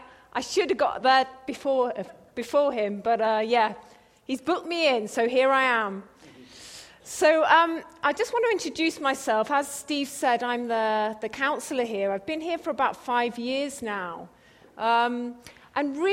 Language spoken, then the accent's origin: English; England, United Kingdom; accent: English; moved away as an adult; also born or lived in Cambridge; We moved here from England, and yeah, I'm really sorry you've got another English accent to listen to.